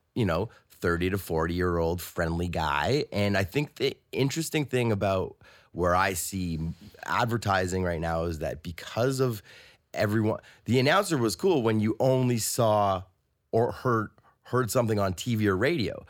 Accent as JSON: {"language": "English", "town": "Toronto", "region": "Ontario", "country": "Canada", "said": "I'm from Toronto, and I work at, um, I work at a music studio"}